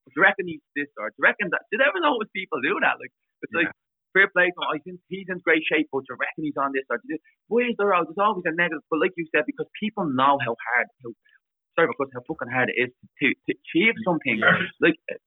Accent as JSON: {"language": "English", "town": "Dublin", "region": "Leinster", "country": "Ireland", "said": "I'm a lad from Dublin, and no matter what, where I am, that'll always come out with me."}